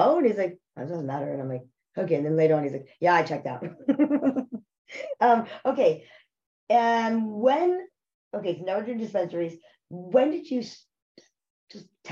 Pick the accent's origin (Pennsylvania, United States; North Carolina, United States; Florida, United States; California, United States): North Carolina, United States; I was actually from North Carolina